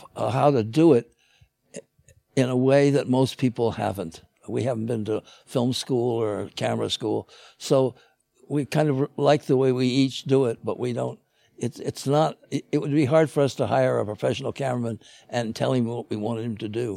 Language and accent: English; Chicago, Illinois, United States; I grew up in Chicago